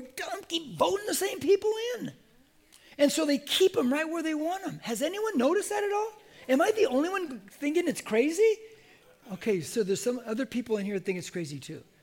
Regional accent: United States; I'm an American

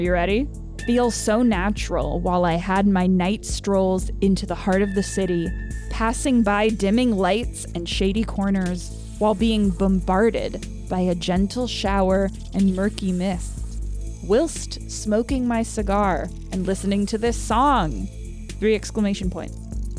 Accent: England, United Kingdom; I wanted to fawn over him like a love-struck schoolgirl, but I am English and genetically incapable.

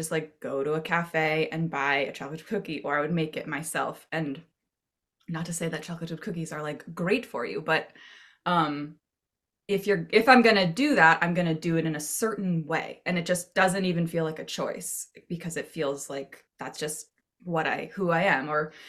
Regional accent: Maine, United States; I grew up in Maine, so I hope so.

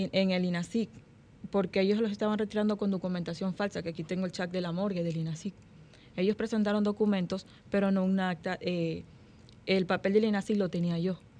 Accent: Ecuador; now in Dominican Republic; yo soy ecuatoriana

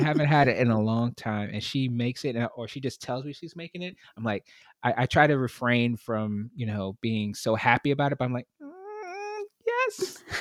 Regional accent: New York City, New York, United States; I grew up in Brooklyn, in New York City

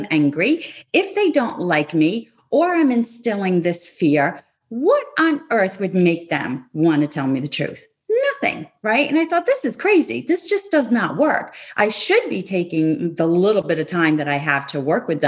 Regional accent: Rhode Island, United States; I was living in Rhode Island at the time, my hometown or my home state

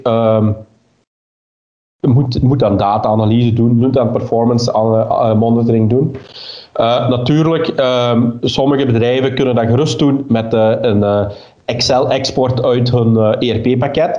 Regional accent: Limburg, Flanders, Belgium; also born or lived in Lummen; ik ben een Limburger ik eh, eh, woon juist op, eh, op de grens tussen, tussen Vlaams-Brabant en, en Limburg in Lummen.

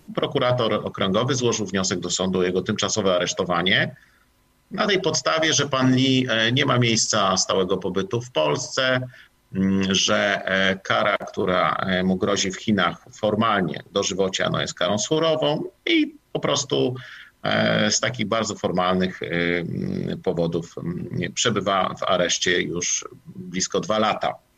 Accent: Poland

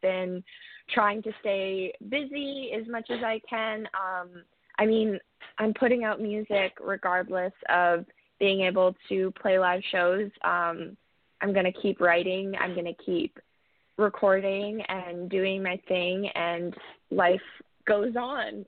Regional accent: Cambridge, Ontario, Canada; moved away as an adult; also born or lived in Kamloops, British Columbia, Canada; now in Nashville, United States; I moved to Ontario, um, Cambridge originally when I was about seven, and I grew up there most of my life

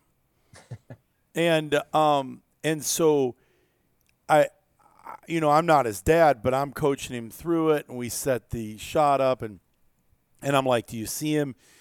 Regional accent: Iowa, United States; growing up in Iowa

